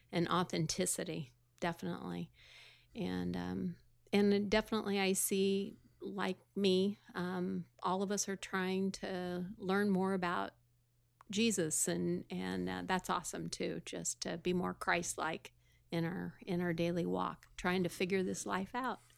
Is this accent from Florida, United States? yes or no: no; Sullivan, Illinois, United States; I was from Sullivan, Illinois